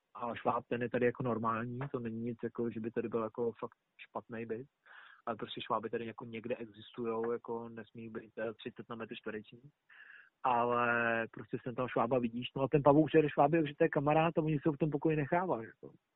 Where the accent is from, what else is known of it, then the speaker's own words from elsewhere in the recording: Czechia; moved away as an adult; now in Australia; ve škole jako takový jsme tři Češi teď